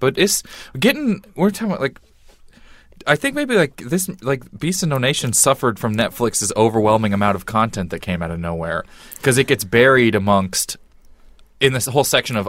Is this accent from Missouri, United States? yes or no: yes; Missouri, United States; I'm from Missouri